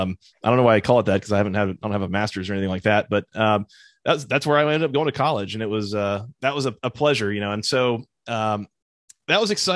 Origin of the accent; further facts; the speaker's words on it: Metro Atlanta, Georgia, United States; when you're a kid growing up in Metro Atlanta